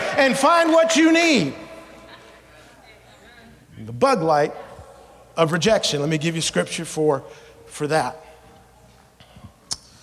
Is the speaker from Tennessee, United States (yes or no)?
yes; Memphis, Tennessee, United States; moved away as an adult; also born or lived in Savannah, Georgia; now in Alaska, United States; I moved to Memphis, Tennessee when I was 5. And when we left to come to Alaska in 1998, we left from Memphis to come to Alaska